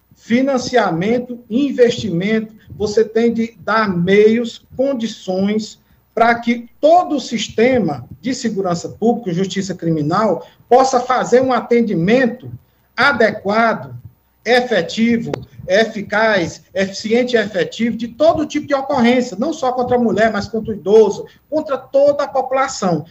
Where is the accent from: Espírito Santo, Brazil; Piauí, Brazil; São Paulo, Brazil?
Piauí, Brazil; Teresina; sou nascido e criado aqui em Teresina